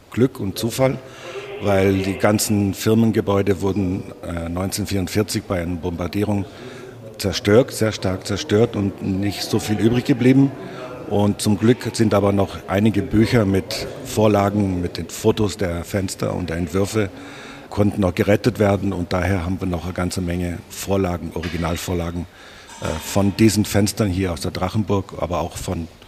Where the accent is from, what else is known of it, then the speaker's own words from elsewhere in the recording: Rhineland, Germany; now in Grafschaft, Germany; Wir kommen ursprünglich aus dem Rheinland, wohnen aber jetzt in der Gemeinde Grafschaft. Wir können fast hingucken von hier aus.